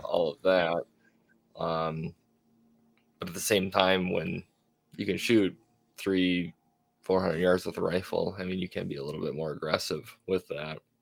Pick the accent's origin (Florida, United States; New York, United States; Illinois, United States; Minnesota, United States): Minnesota, United States; now in North Dakota, United States; born and raised in Minnesota